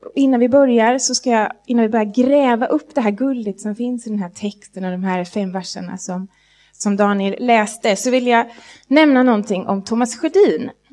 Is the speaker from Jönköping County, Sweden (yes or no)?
yes; Jönköping, Jönköping County, Sweden; när jag växte upp i Jönköping, i vackra Jönköpingsbygden